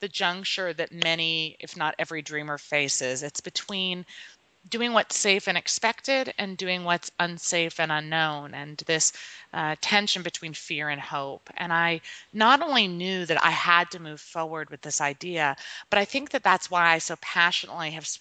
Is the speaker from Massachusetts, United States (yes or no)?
yes; just outside of Boston, Massachusetts, United States; I grew up just outside of Boston